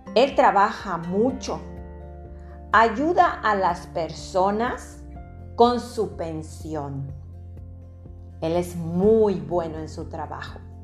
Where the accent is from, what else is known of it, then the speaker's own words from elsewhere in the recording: Mexico; soy mexicana